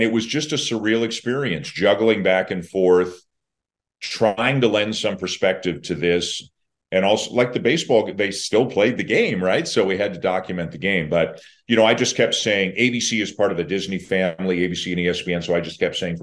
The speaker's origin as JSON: {"language": "English", "country": "Canada", "said": "I'm Canadian"}